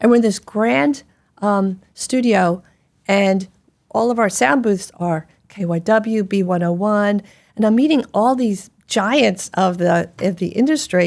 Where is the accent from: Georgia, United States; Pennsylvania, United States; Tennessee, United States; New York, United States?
Pennsylvania, United States; Philadelphia; I grew up in Philadelphia. I speak quickly